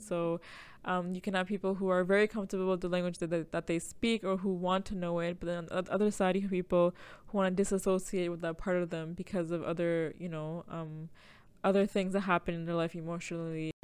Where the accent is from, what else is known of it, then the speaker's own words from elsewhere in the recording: Toronto, Ontario, Canada; I grew up in Jane and Finch